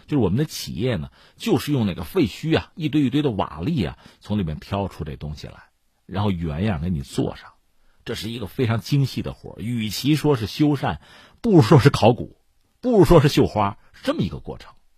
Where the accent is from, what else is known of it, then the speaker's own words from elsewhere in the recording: China; 我们中国人搞这个东西，应该叫修旧如旧